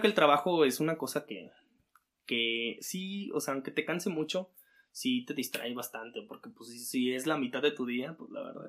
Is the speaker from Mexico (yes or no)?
yes; Aguascalientes, Mexico; vengo de aquí de Aguascalientes, donde es un clima como más fresquecito